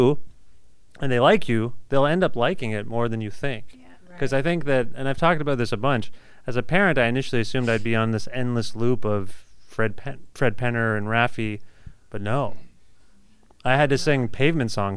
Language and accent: English; Southern Ontario, Canada; I grew up in Southern Ontario